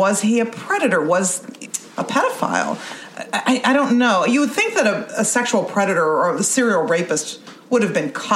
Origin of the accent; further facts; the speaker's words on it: Youngstown, Ohio, United States; I grew up in Youngstown